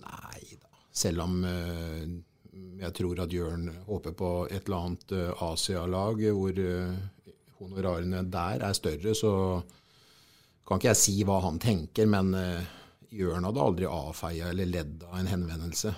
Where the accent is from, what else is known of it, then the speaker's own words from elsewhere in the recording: Sarpsborg, Østfold, Norway; vi kommer ifra Sarpsborg